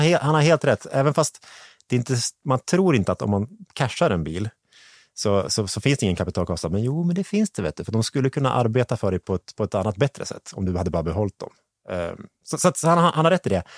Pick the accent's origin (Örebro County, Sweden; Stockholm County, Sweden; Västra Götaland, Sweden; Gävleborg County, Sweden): Gävleborg County, Sweden; Hälsingland; jag är från Hälsingland